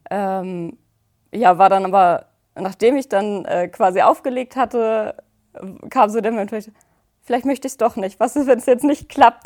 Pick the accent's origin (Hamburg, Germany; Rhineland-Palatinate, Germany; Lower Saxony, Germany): Hamburg, Germany; ich komme aus der Nähe von Hamburg